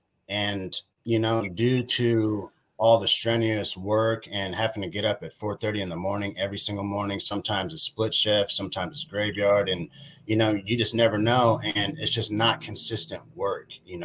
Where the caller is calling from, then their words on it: Las Vegas, Nevada, United States; I'm calling in from Las Vegas, Nevada.